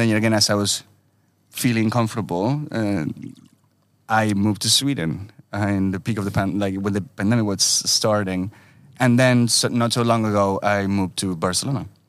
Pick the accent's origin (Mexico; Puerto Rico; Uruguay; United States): Uruguay; moved away; I was born in Uruguay, but uh, with a strong Italian heritage